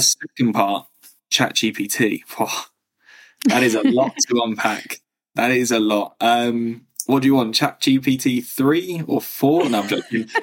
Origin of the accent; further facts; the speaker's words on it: England, United Kingdom; also born or lived in Berlin, Germany; So born, raised in England